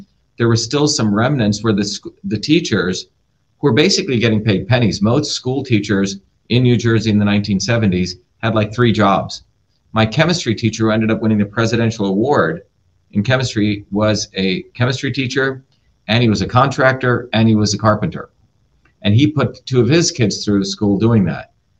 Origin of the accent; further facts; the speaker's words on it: India; because I had a deep interest in medicine growing up in India, watching my grandmother, who was a traditional healer.